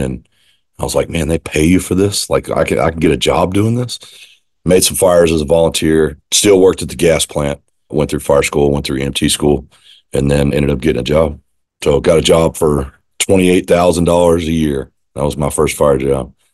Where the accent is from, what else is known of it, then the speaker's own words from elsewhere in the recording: Austin, Texas, United States; now in East Montgomery County, United States; I grew up in Austin. I moved to Austin, Texas when I was four. I was born in where I live now, in East Montgomery County